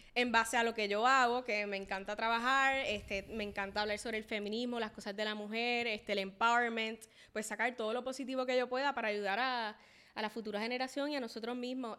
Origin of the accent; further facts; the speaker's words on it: Puerto Rico; soy latina, este, amo ser latina, puertorriqueña